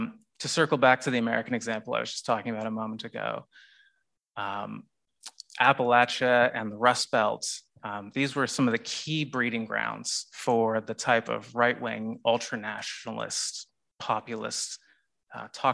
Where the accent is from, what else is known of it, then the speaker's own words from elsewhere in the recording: Canada; now in Australia; as a kid growing up in Canada